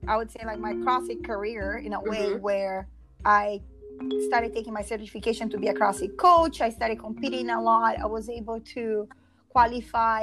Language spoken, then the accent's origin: English; Brazil; English is a second language; moved away as an adult; also born or lived in Philadelphia, United States; now in United States; I'm from Brazil originally.